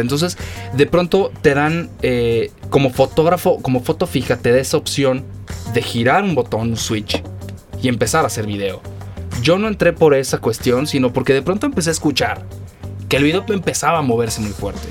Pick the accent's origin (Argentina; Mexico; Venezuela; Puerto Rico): Mexico; como buen mexicano